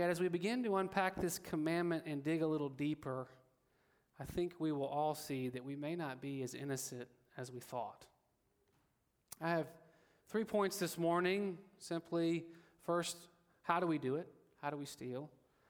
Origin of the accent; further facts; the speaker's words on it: Alabama, United States; I am from Alabama